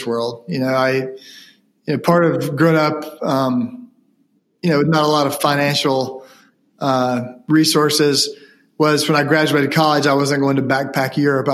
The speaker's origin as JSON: {"language": "English", "area": "Ashe County", "region": "North Carolina", "country": "United States", "tie": "born or raised there", "said": "being from Ashe County"}